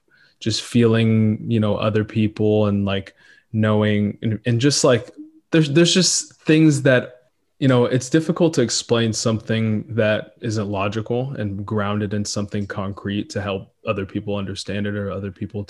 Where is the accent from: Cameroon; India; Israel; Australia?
Israel; born there; No, I was born in Israel, and my parents were born in Ethiopia.